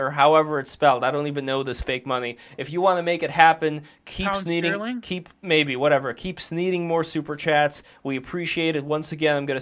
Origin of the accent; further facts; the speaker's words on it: New York City, New York, United States; growing up in Brooklyn, going to Catholic school